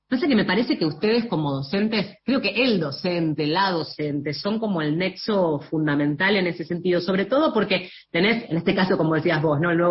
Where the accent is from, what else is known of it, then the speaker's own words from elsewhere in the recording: Buenos Aires, Argentina; now in Chilecito, Argentina; Eh, yo soy de Buenos Aires y me he movido, o sea, hice mi recorrido en diferentes escuelas del país y estoy en este momento acá en, La Rioja, en Chilecito precisamente.